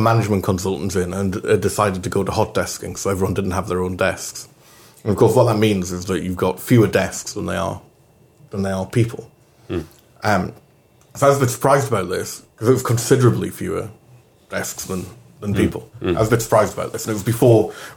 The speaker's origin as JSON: {"language": "English", "town": "Newcastle upon Tyne", "region": "North East England", "country": "United Kingdom", "tie": "born or raised there", "also_born_or_lived": "Scotland", "moved": "yes", "said": "growing up in Newcastle"}